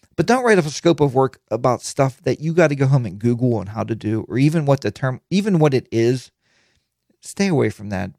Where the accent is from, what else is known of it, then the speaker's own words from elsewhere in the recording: Pittsburgh, Pennsylvania, United States; I'm from Pittsburgh.